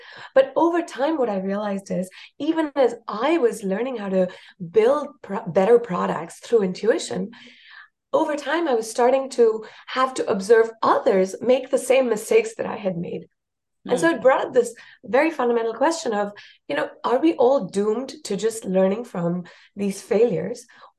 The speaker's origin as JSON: {"language": "English", "country": "India", "also_born_or_lived": "South Africa", "first_language": "Marathi", "second_language": "English", "said": "I speak Hindi, Marathi, Tamil, because I lived in India. And my mother tongue is Marathi."}